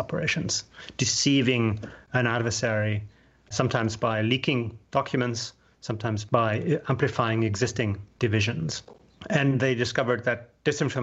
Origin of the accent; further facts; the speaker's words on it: Germany; I'm German. I'm born and raised in Germany